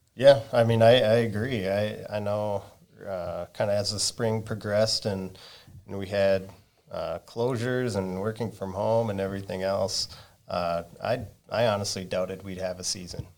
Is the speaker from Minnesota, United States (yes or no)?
yes; Litchfield, Minnesota, United States; moved away as an adult; now in Buffalo, United States; I grew up in Litchfield